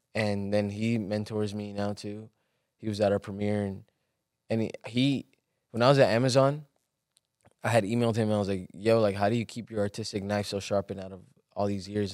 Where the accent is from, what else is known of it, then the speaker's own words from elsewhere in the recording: Los Angeles, California, United States; also born or lived in Guerrero, Mexico; growing up in Watts was, like, rough